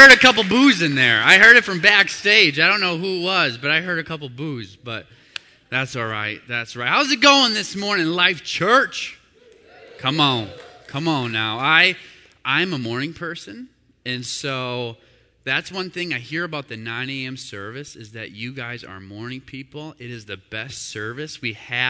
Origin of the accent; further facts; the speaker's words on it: Hudson, Wisconsin, United States; also born or lived in Neenah, Wisconsin / Oshkosh, Wisconsin; in second grade, I moved to Hudson and lived most of my life there